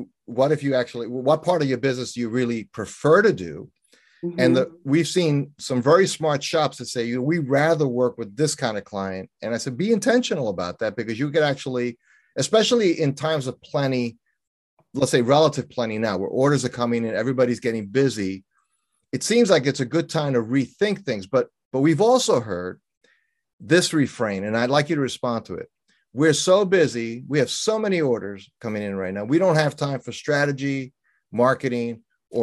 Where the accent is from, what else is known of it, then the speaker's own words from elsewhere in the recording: New York City, New York, United States; moved away; I grew up in New York City, you know, born and raised, lived there over the first half of my life